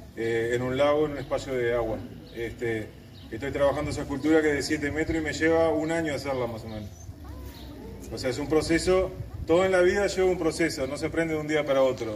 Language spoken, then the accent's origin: Spanish; Montevideo, Uruguay; now in Paso de los Toros, Uruguay; Yo nací en Montevideo, pero mi lugar en el mundo es Tacuarembó, Paso los Toros.